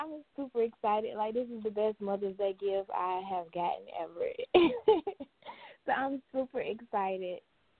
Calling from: Mount Holly, North Carolina, United States; I'm calling from North Carolina.

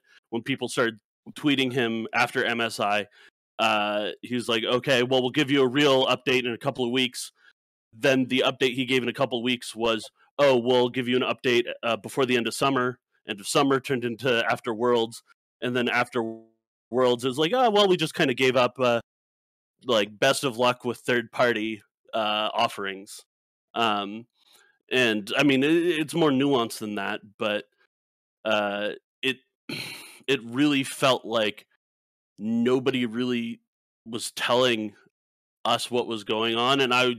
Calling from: Santa Clara, California, United States; Santa Clara, California.

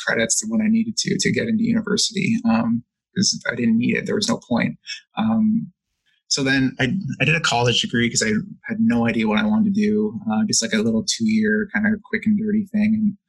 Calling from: Hamilton, Ontario, Canada; I'm calling in from Hamilton, Ontario in Canada.

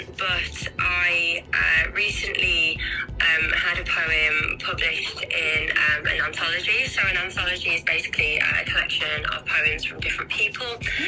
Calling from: Staffordshire, West Midlands, United Kingdom; So I'm calling from Staffordshire, which is in England, UK.

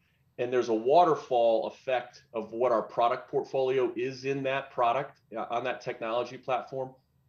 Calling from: Denver, Colorado, United States; Yeah, physically, I'm in Denver. It's pretty early here

